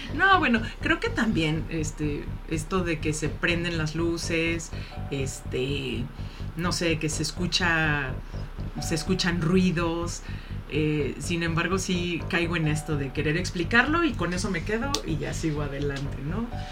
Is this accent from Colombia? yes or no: no; Mexico; Como mexicanos